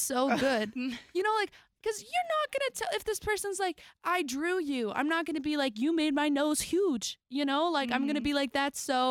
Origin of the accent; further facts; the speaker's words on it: Dallas, Texas, United States; now in Nashville, United States; I'm actually from Texas